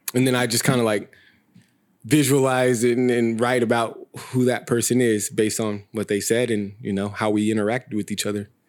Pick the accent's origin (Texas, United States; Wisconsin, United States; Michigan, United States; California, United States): California, United States; Visalia; moved away as an adult; now in Sacramento, United States; I was born and raised in Visalia. Um, been in Sacramento for seven years now.